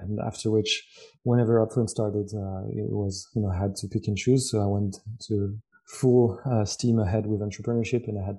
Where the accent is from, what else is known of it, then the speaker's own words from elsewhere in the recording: Lyon, Auvergne-Rhône-Alpes, France; English is a second language; I grew up in the beautiful city of Lyon in France